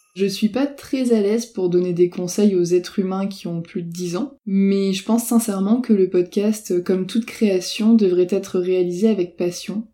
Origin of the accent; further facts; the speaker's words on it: Brittany, France; je suis bretonne